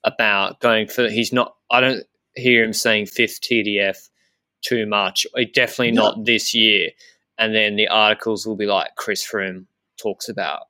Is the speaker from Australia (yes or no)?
yes; Australia; being Australian